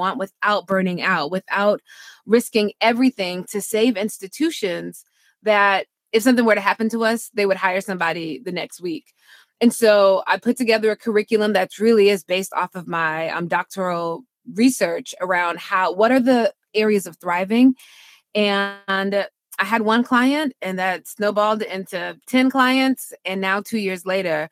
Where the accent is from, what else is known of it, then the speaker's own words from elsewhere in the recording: Mississippi, United States; moved away as an adult; also born or lived in Washington, D.C. / Durham, North Carolina; I'm from Mississippi. People get called by the Lord and they just go do it